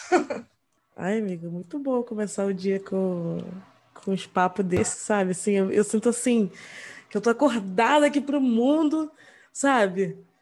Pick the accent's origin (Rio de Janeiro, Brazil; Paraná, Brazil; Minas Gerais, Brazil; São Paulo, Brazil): Rio de Janeiro, Brazil; eu sou da Zona Norte